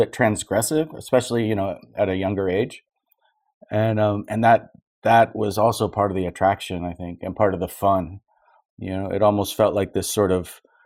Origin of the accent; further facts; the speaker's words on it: Southern California, United States; growing up in Southern California